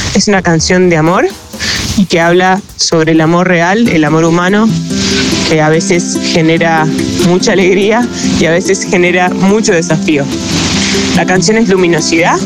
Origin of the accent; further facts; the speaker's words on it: Buenos Aires, Argentina; de Buenos Aires, Argentina.